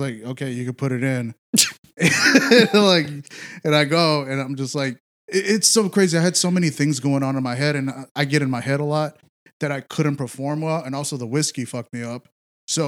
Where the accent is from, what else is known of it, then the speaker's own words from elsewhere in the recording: Houston, Texas, United States; I grew up in A-Leaf